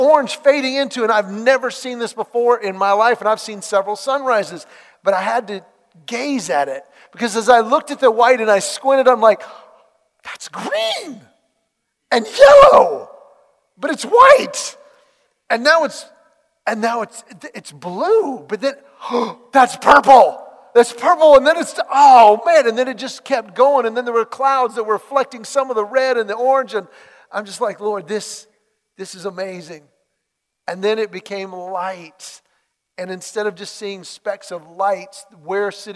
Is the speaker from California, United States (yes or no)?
yes; Los Angeles, California, United States; I was born in Los Angeles